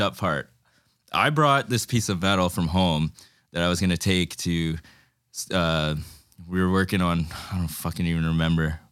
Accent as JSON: {"language": "English", "country": "Fiji", "said": "I'm from Fiji"}